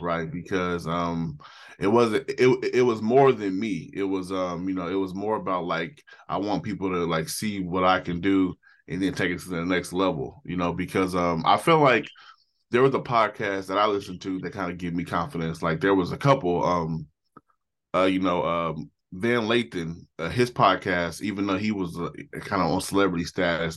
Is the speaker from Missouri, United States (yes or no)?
no; Portland, Oregon, United States; I'm from Portland, Oregon.